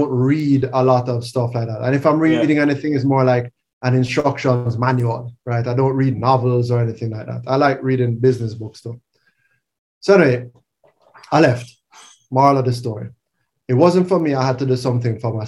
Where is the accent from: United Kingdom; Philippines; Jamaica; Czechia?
Jamaica; also born or lived in Canada; born and raised in Jamaica, went to Campan College